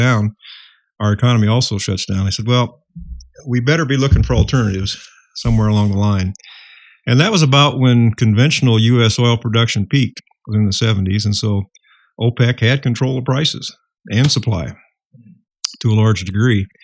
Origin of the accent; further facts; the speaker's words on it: Iowa, United States; I was born and raised in Iowa